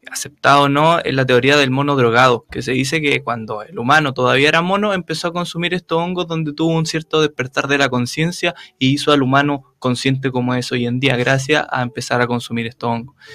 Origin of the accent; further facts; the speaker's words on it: Talcahuano, Biobío, Chile; porque yo de partida soy de Talcahuano, yo soy oriundo de Talcahuano